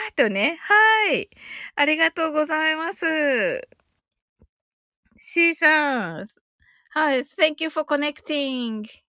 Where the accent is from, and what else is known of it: Kyushu, Japan